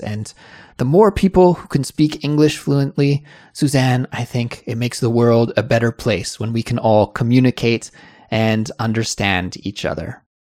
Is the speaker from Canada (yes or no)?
yes; Kelowna, British Columbia, Canada; So we were driving from Kelowna, my hometown, to Seattle